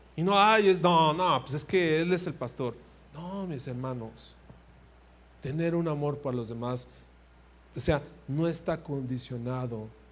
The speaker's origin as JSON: {"language": "Spanish", "country": "Mexico", "said": "somos mexicanos"}